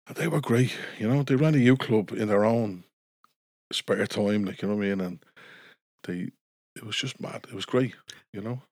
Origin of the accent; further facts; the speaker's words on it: Dublin, Leinster, Ireland; I was, uh, born and raised in Coolock